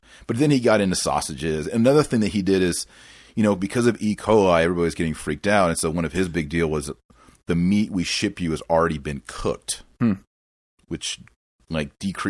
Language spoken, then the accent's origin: English; Fort Worth, Texas, United States; I was born and raised in Fort Worth.